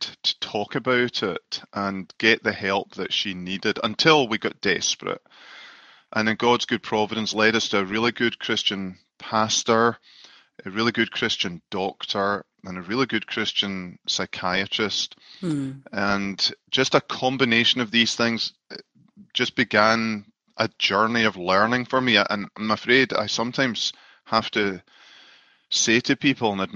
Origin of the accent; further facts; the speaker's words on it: Scotland, United Kingdom; moved away as an adult; now in Grand Rapids, United States; I'm from Scotland originally and came over to the USA 10 years ago after being a pastor in Scotland for 13 years